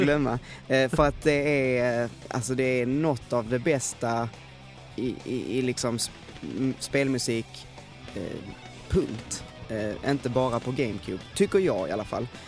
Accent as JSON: {"language": "Swedish", "town": "Veberöd", "region": "Skåne", "country": "Sweden", "also_born_or_lived": "Stockholm", "said": "jag kom hem från Stockholm Eh, hem till Veberöd"}